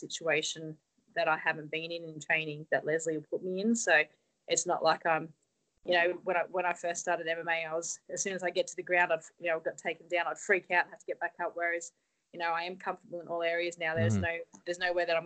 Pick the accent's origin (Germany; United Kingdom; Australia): Australia; Everyone knows me now as the Aussie girl